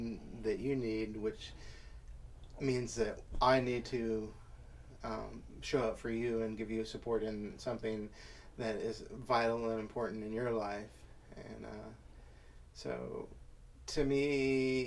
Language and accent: English; Indiana, United States; now in Seattle, United States; the way I grew up in Indiana.